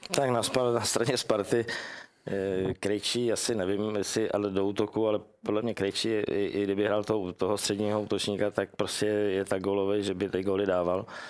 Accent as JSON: {"language": "Czech", "country": "Czechia", "said": "jsem, že jsem z Čech"}